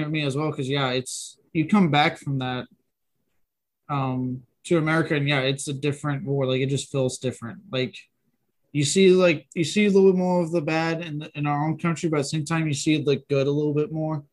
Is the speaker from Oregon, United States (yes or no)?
no; East Texas, United States; I was born in East Texas